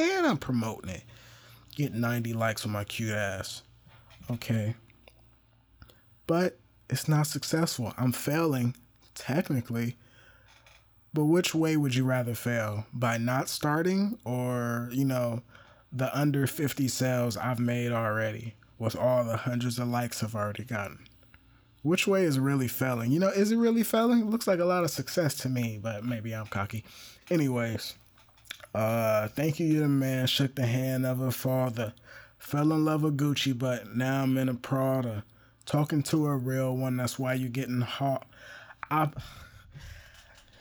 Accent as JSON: {"language": "English", "region": "East Coast", "country": "United States", "said": "I'm from the East Coast"}